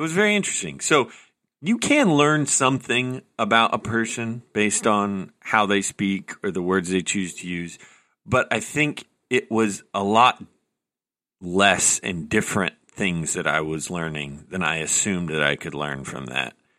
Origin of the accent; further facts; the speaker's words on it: the South, United States; accent: mild Southern; I grew up in the South, and I have a mild Southern accent sometimes.